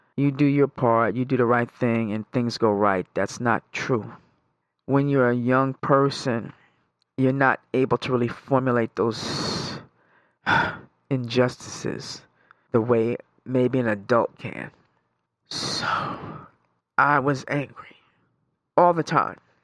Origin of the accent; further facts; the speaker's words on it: New York, United States; moved away; I'm originally from New York.